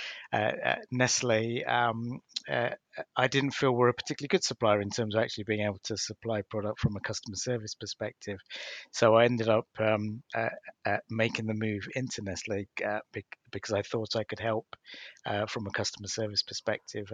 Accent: London, United Kingdom; also born or lived in Sri Lanka; we grew up in Wimbledon

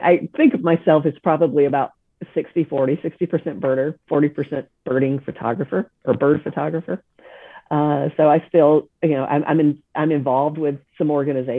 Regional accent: South Carolina, United States; also born or lived in Texas; now in Viera, United States; I grew up in South Carolina

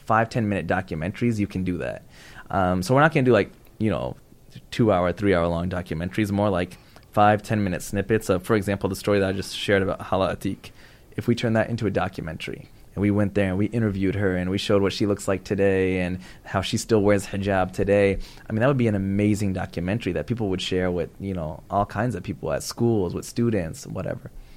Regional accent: Pakistan; I'm Pakistani.

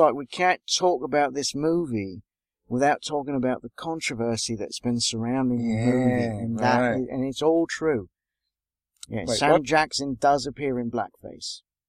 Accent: United Kingdom; that's right. We're British.

